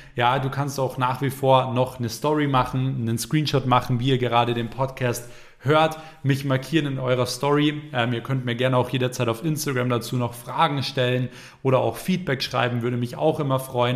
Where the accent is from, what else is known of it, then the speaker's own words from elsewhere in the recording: Germany; bei uns in Deutschland